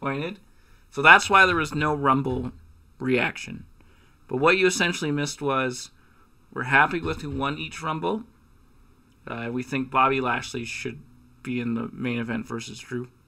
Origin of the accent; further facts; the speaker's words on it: Canada; as a Canadian who went to Revolution